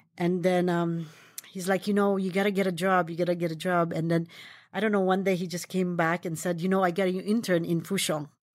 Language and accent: English; Philippines; now in United States; I was born in the Philippines, and when I was young, my grandmother and my aunt is a big influence of my cooking.